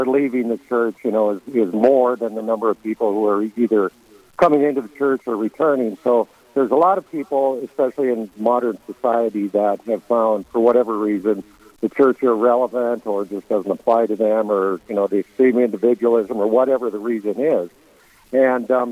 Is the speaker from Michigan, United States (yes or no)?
no; Leeds, South Dakota, United States; moved away as an adult; I grew up in Leeds and graduated high school there a long, long time ago